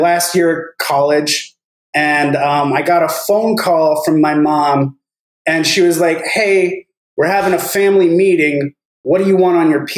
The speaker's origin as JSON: {"language": "English", "town": "Livermore", "region": "California", "country": "United States", "tie": "born or raised there", "said": "Livermore, the tiny town that I grew up in, you've probably heard, you know, the Fusion news that came out this week, where that's my hometown"}